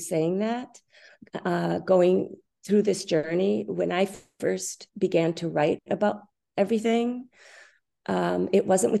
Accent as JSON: {"language": "English", "town": "Minneapolis", "region": "Minnesota", "country": "United States", "tie": "born or raised there", "said": "Okay, so I grew up in Minneapolis, Minnesota, and I started as a very young girl studying ballet."}